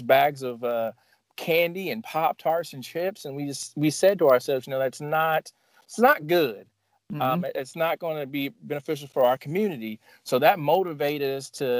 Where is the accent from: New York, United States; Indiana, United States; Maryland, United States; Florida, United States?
Indiana, United States; Evansville; This is my hometown